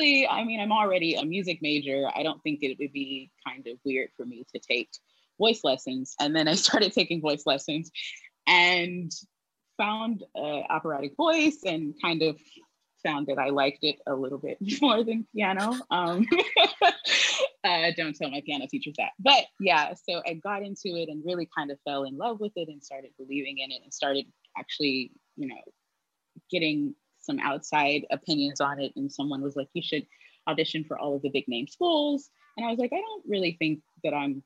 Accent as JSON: {"language": "English", "town": "Jackson", "region": "Mississippi", "country": "United States", "said": "I'm from Jackson, Mississippi"}